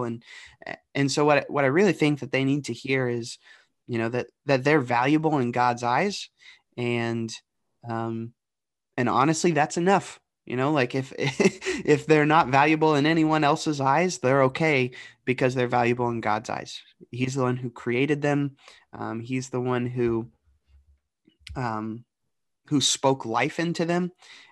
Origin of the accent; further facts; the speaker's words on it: the Dayton, Cincinnati region, Southwest Ohio, United States; moved away as an adult; also born or lived in Johnson University; now in Delaware, United States; I grew up in Southwest Ohio, the Dayton, Cincinnati region.